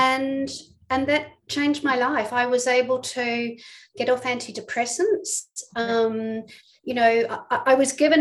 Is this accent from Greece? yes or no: no; New Zealand; moved away as an adult; also born or lived in England; now in Melbourne, Australia; you can probably tell I'm not from Australia, I'm from New Zealand